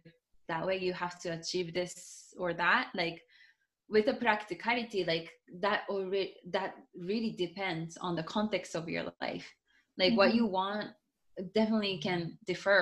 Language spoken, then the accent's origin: English; Japan; first language Japanese; English is a second language; also born or lived in Seattle, United States; now in Miami, United States; my English is not even my first language. Like, my first language is Japanese